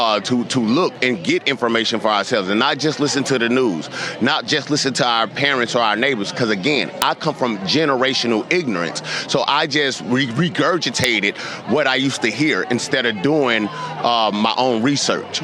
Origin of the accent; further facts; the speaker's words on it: St. Louis, Missouri, United States; Growing up in St. Louis, Missouri